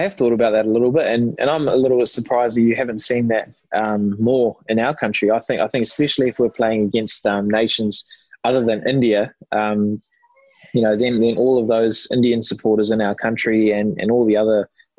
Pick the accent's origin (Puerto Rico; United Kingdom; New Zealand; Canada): New Zealand; we moved to New Zealand when I was 4 years old